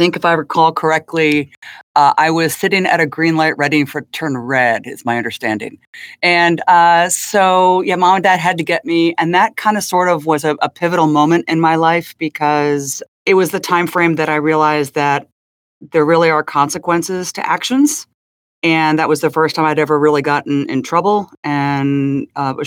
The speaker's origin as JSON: {"language": "English", "town": "Princeton", "region": "New Jersey", "country": "United States", "tie": "born or raised there", "also_born_or_lived": "Ohio", "said": "I grew up in Princeton High School in a bit of a sheltered life"}